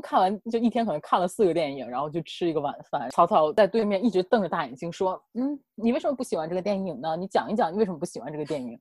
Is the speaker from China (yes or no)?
yes; Northeast China, China; 我们东北这边，高中以下的学校